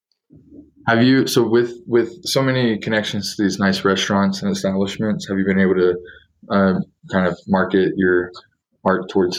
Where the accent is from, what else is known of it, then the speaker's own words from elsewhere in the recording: Texas, United States; now in Colorado, United States; I'm from Texas, so we don't, you know, we're a little different with the whole thing. I live in Colorado